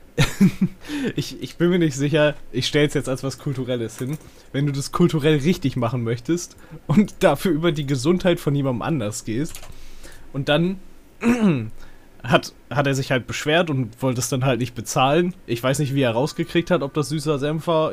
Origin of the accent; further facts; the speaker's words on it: Northern Germany, Germany; ich komme ja aus Norddeutschland hier